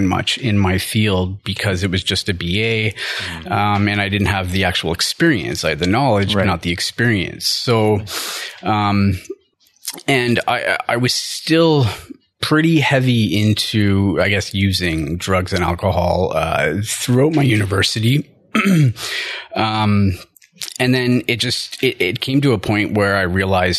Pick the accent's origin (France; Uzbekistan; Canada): Canada; Ottawa, Ontario; I'm from Ottawa. I'm born and raised.